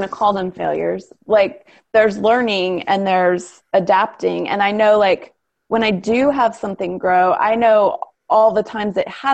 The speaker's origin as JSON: {"language": "English", "region": "Ohio", "country": "United States", "tie": "born or raised there", "moved": "yes", "said": "we grew up in Ohio"}